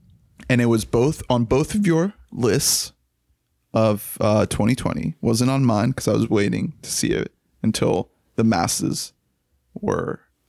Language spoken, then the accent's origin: English; Colombia; now in United States; That's something that really resonated with me because I'm an immigrant from Colombia.